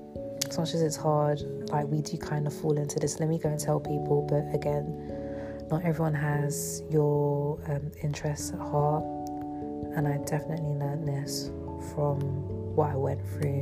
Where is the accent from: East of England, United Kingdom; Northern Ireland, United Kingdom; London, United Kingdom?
London, United Kingdom; So for me, I grew up in London, but I moved out of London for 4 years.